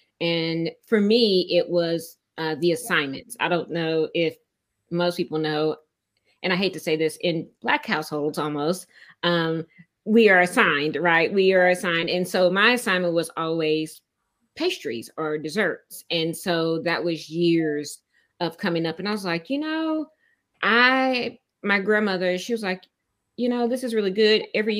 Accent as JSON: {"language": "English", "town": "Tulsa", "region": "Oklahoma", "country": "United States", "moved": "as an adult", "lives_now": "Austin, United States", "said": "So I am not an original Austinite. I came from Tulsa, Oklahoma. And that was about 15, 16 years ago I came. I came here because the job at the time that I had moved me down here"}